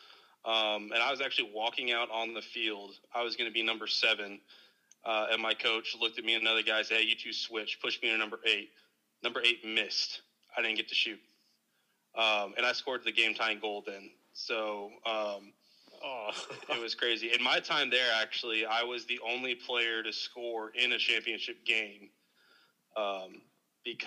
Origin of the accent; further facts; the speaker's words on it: Dallas, Texas, United States; born and raised in the Dallas Metroplex